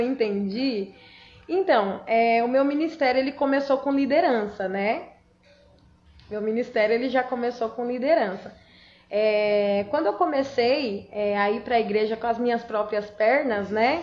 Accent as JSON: {"language": "Portuguese", "country": "Brazil", "tie": "born or raised there", "said": "lá eu nasci, lá foi onde eu cresci"}